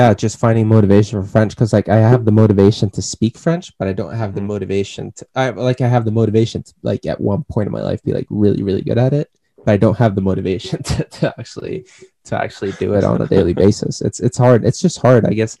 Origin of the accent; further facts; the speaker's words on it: Sweden; first language Swedish; English is a second language; it's not like I'm not a great Swedish speaker. Since it's my mother tongue, I'm still like very nimble in speaking it, right?